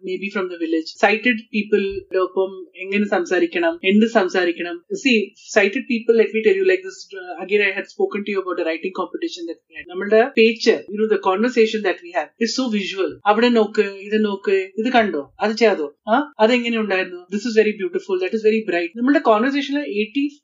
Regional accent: Kerala, India; maybe because I'm from Kerala and uh, uh, Ayurveda is in my blood

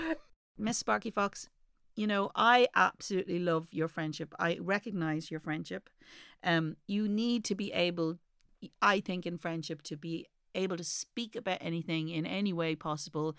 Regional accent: Ireland; as an Irish mommy

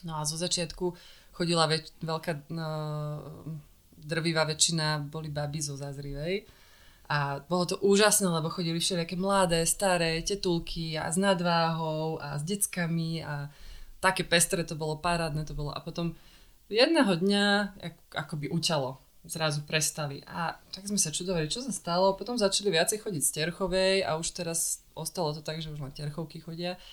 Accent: Bratislava, Bratislava Region, Slovakia; Ja som si myslela, že nás nebudú chcieť prijať, lebo sme z Bratislavy

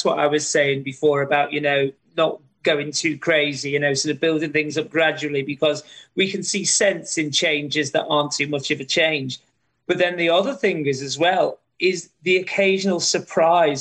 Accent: Liverpool, North West England, United Kingdom; moved away as an adult; now in Australia; my hometown of Liverpool

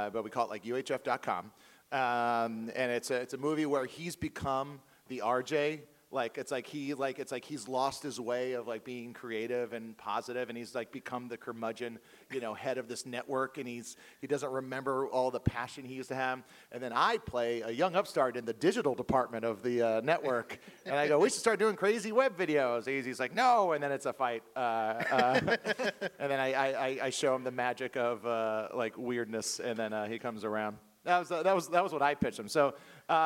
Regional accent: Hawaii, United States; I was born and raised in Hawaii

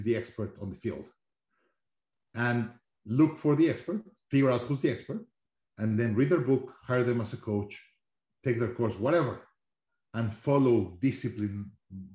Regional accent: Mexico City, Mexico; also born or lived in Monterrey; I grew up in Mexico, Mexico City

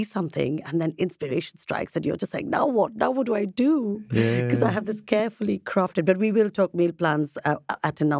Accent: India; I'm Indian, Miguel.

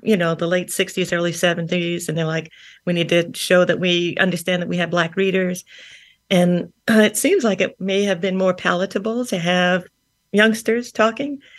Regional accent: New Castle, New York, United States; I grew up in Long Island. I grew up in Newcastle

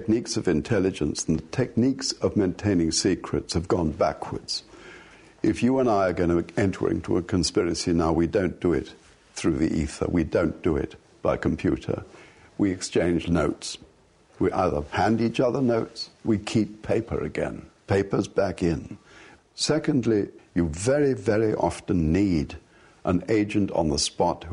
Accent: England, United Kingdom; Yes, of course, I'm born and bred English. I'm English to the core.

